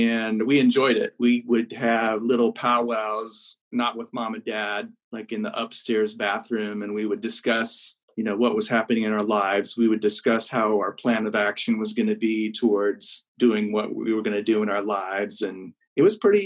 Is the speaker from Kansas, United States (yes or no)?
yes; Smith Center, Kansas, United States; moved away as an adult; also born or lived in Lindsborg, Kansas / Pittsburg, Kansas; now in Overland Park, United States; I grew up in Smith Center, Kansas, which is north central Kansas